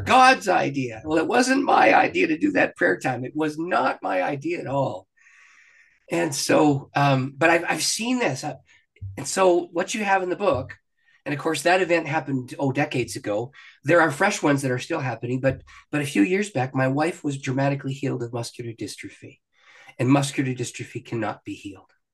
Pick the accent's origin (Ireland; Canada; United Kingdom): Canada; I'm a Canadian. I live just across the border from Detroit